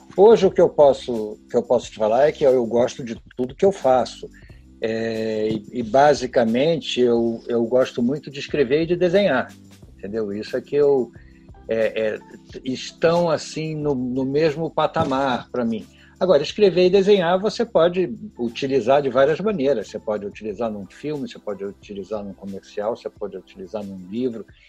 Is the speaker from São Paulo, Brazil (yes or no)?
no; Porto Alegre, Rio Grande do Sul, Brazil; Sou filho de gaúcho, passei minha infância inteira em Porto Alegre